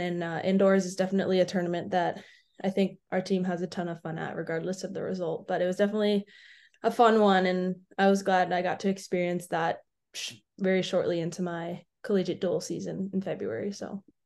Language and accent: English; Atlanta, Georgia, United States; I'm from Atlanta